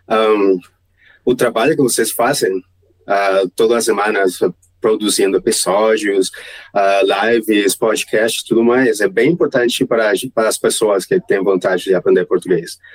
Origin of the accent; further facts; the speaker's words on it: Santa Marta, Magdalena, Colombia; born there; Portuguese is a second language; now in Bogotá, Colombia; eu não sou de Bogotá, estou morando aqui, mas eu nasci em uma cidade pequena no norte do Colômbia, Santa Marta, o nome da cidade. Então, moro aqui há 18 anos, em Bogotá.